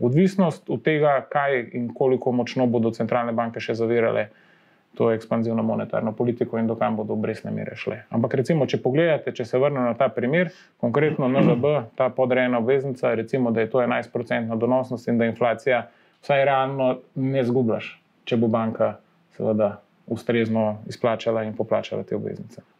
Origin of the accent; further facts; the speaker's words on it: Slovenia; Slovenci smo